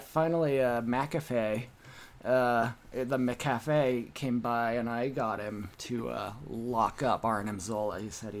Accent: United Kingdom; Oh, hello. I'm British.

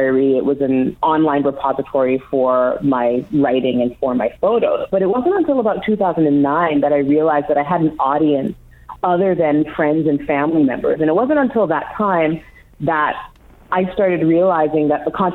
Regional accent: Toronto, Ontario, Canada; I was born in Toronto, Canada, and I am the child of Jamaican immigrants

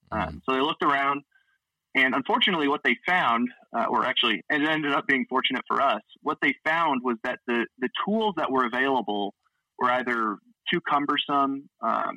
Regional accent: Boise, Idaho, United States; moved away; I'm originally from Boise, Idaho

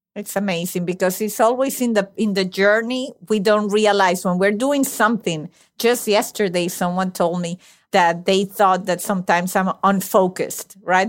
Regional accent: Venezuela; moved away; I was born and raised in Venezuela

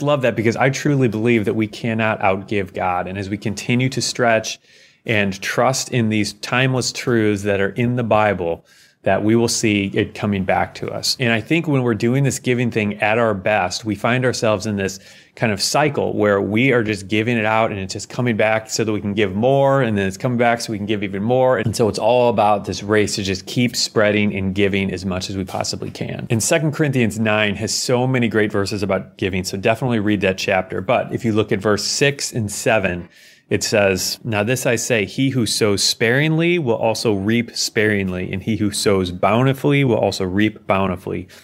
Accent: United States; as an American

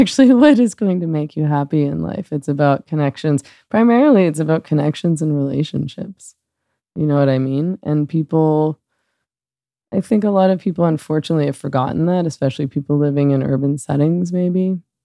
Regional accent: Vancouver, British Columbia, Canada; moved away as an adult; I spent forty years in Vancouver. I was born in Vancouver. I was raised there

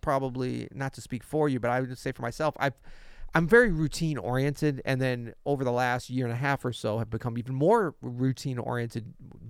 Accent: West Midlands, United Kingdom; I'm from Worcestershire, where sauces are available.

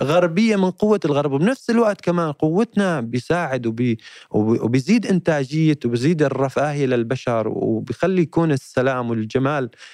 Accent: Hama, Hama Governorate, Syria; moved away; مدينتي حما

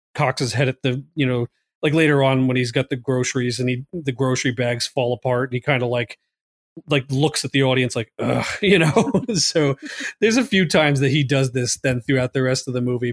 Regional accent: Long Island, New York, United States; I was from Long Island

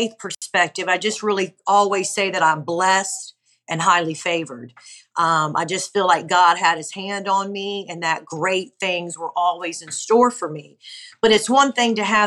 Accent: Honolulu, Hawaii, United States; moved away as an adult; now in Gulf Breeze, United States; I'm originally from Honolulu, Hawaii, but I've been now in Gulfbreeze, Florida for some 20 years

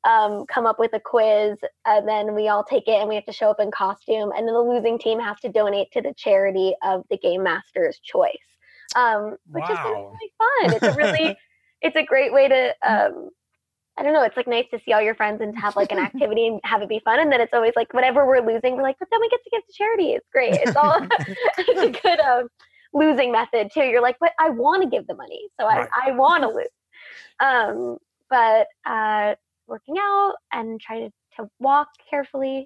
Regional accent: United States; as an American

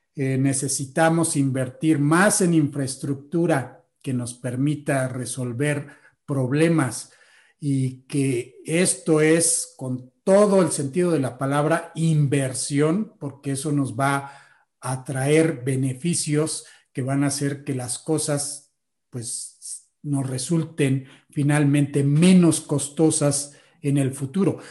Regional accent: Mexico; nosotros los mexicanos

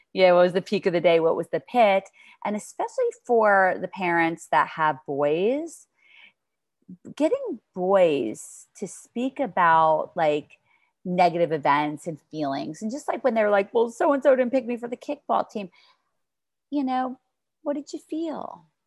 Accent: New York, United States; I'm from New York

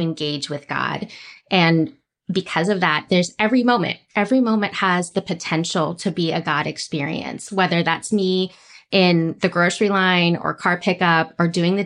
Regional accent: California, United States; now in Dallas, United States; I grew up in California

